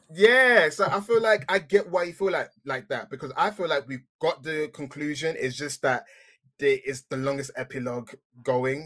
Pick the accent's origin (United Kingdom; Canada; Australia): United Kingdom; England; accent: English; being English, as you can tell from my accent